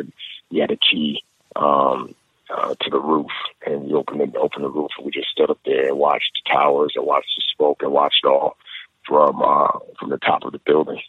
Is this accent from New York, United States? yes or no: yes; New York City, New York, United States; moved away as an adult; also born or lived in Nigeria; growing up in the Bronx